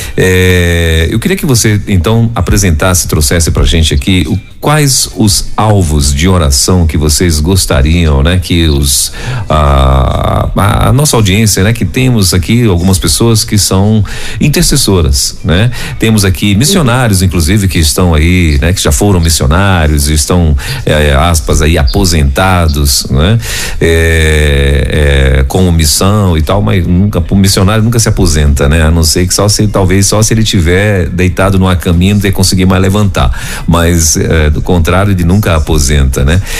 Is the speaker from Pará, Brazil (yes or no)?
yes; Pará, Brazil; eu sou do Pará